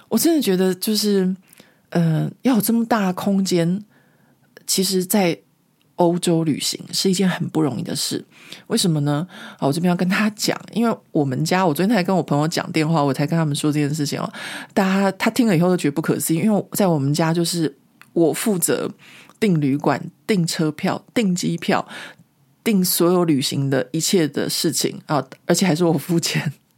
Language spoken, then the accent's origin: Chinese; Taiwan; moved away as an adult; also born or lived in Taipei; now in France; 我们因为在台湾长大